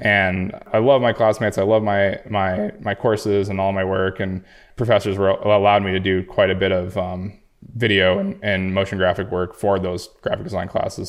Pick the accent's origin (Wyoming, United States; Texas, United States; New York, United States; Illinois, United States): Wyoming, United States; Jackson; I grew up in Jackson, Wyoming